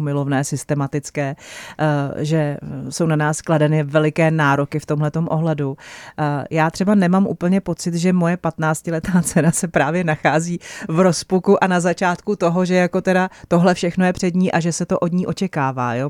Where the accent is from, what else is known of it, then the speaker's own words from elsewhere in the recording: Czechia; my Češi